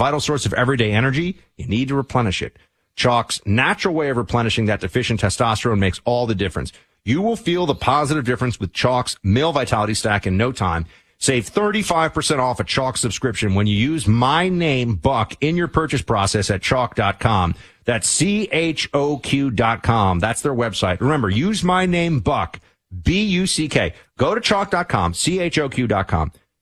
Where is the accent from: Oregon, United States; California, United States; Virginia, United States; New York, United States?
New York, United States; New York City; I'm from New York City